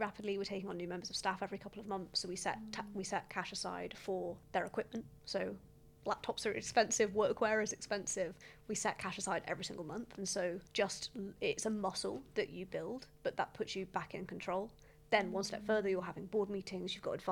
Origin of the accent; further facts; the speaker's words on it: United Kingdom; as British business owners